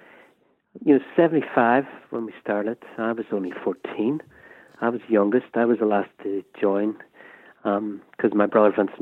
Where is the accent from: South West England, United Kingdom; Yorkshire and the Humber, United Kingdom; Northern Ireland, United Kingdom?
Northern Ireland, United Kingdom; Derry; born or raised there